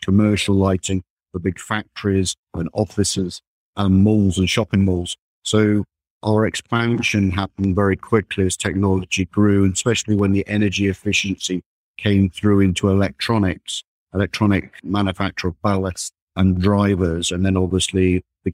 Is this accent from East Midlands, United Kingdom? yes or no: yes; Derbyshire, East Midlands, United Kingdom; also born or lived in Warminster, Wiltshire; I grew up in Derbyshire, and I did some studying down in Warminster in Wiltshire, and then moved back up to Derbyshire